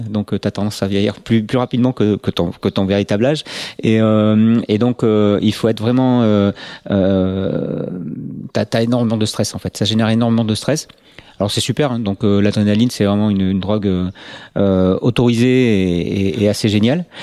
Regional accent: Nantes, Pays de la Loire, France; born there; moi je suis né euh, à Nantes alors pas, pas, par accident mais voilà donc la famille vivait donc à Nantes à ce moment-là et donc j'y suis né

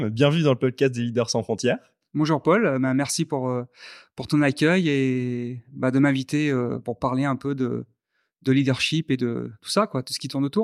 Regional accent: Algiers, Algiers Province, Algeria; born there; je suis ingénieur en mathématiques, mathématiques appliquées. Je suis né à Alger, Hein, puisque mon père a fait beaucoup d'expatriation

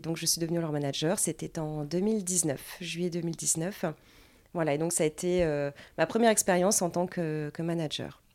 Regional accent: Dunkirk, Hauts-de-France, France; also born or lived in Lille; je viens de Dunkerque. Je suis née à Dunkerque

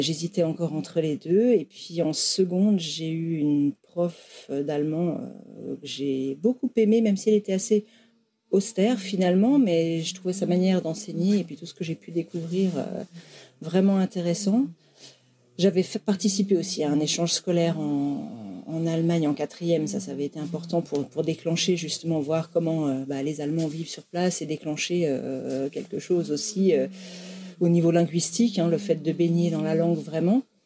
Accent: Académie de Lyon, Auvergne-Rhône-Alpes, France; moved away as an adult; now in Vosges, France; je viens de l'Académie de Lyon à la base

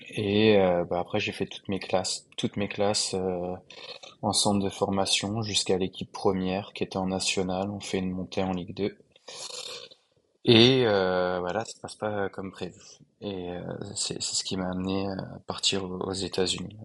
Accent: France; moved away as an adult; also born or lived in United States; now in Shanghai, China; je suis français, j'ai 31 ans

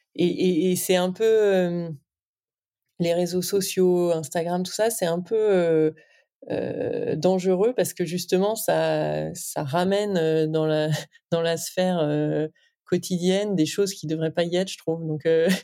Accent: Lille, Hauts-de-France, France; je viens de Lille, euh, avec une grosse tradition textile dans le nord

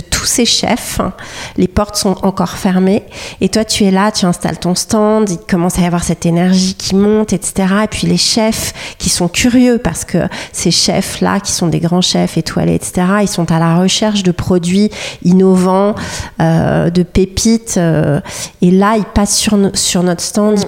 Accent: Paris, Île-de-France, France; on est des Parisiennes

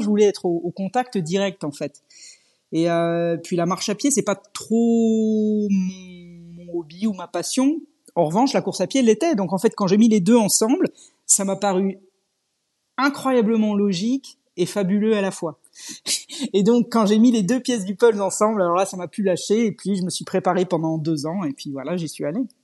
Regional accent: Normandy, France; moved away as an adult; also born or lived in Scotland / England / Germany / Switzerland; je suis française et je suis normande d'origine

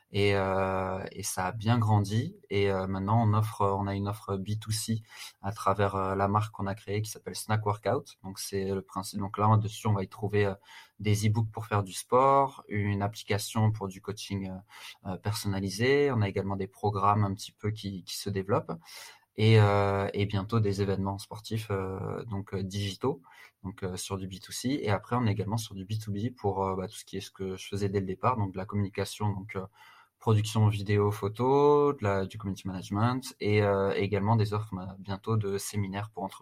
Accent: Strasbourg, Grand Est, France; also born or lived in United States; now in Paris, France; j'ai 31 ans. Je suis originaire de Strasbourg.

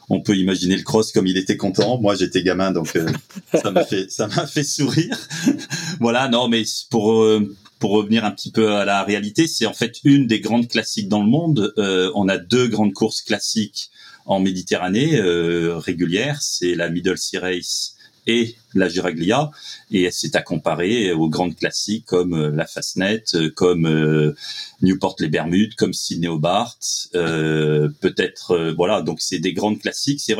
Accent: Beaulieu-sur-Mer, Provence-Alpes-Côte d'Azur, France; je suis à Beaulieu-sur-Mer, mon village

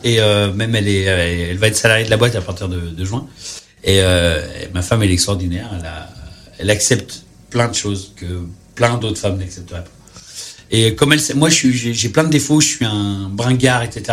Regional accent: Saint-Étienne, Auvergne-Rhône-Alpes, France; also born or lived in near Lyon (birthplace); je suis stéphanois

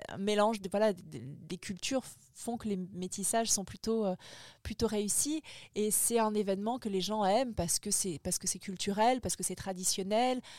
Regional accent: French Polynesia; moved away as an adult; now in Paris, France; mon enfance, ma vie à Tahiti

